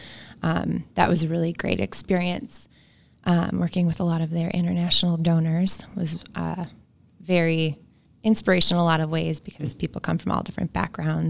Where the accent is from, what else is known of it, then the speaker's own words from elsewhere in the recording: Madison, Wisconsin, United States; also born or lived in Chicago; I am originally from Madison, Wisconsin. I grew up in the Spring Harbor area and went to public schools here